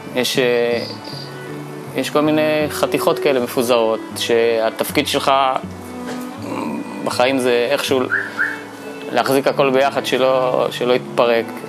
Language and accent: Hebrew; Bat Yam, Tel Aviv District, Israel; Hebrew is a second language; also born or lived in Saint-Denis, France / near Geneva, France; הגעתי לארץ בכיתה ג' לבת ים